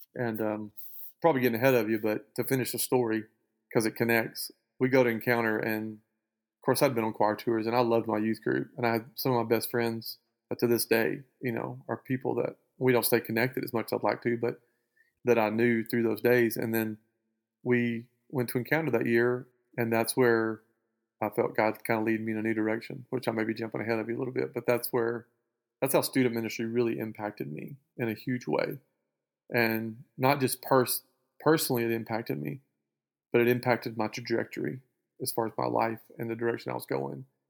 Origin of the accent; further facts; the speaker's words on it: Spring Hill, Louisiana, United States; also born or lived in Lake Erling, Arkansas; just outside of Spring Hill, Louisiana, which is where I went to school and where I grew up.